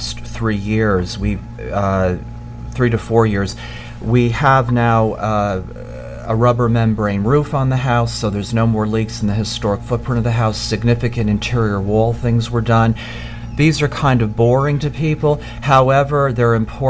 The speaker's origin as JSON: {"language": "English", "town": "Sloatsburg", "region": "New York", "country": "United States", "tie": "born or raised there", "said": "I grew up in Sloatsburg"}